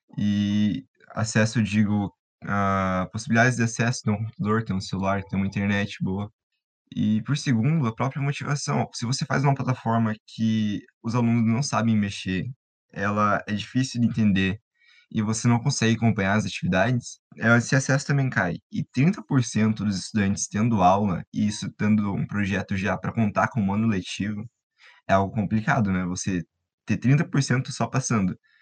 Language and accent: Portuguese; Paraná, Brazil; referenciando da minha terra, é, o Paraná